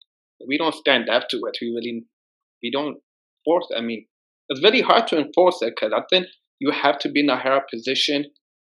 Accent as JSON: {"language": "English", "country": "Ethiopia", "said": "my country, like, I'm from Ethiopia, right?"}